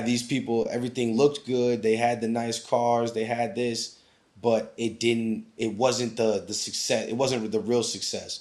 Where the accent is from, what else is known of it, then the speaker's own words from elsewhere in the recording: Anchorage, Alaska, United States; moved away as an adult; growing up in Alaska